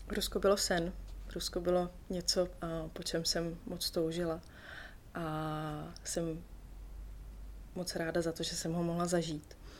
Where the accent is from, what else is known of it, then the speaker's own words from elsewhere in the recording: Czechia; Tady u nás v Čechách jsem se pod ledem vždycky potápěla